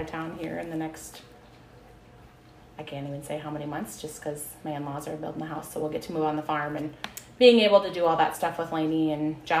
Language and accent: English; Edgewood, United States; I'm originally from Edgewood. I was originally of Orwald.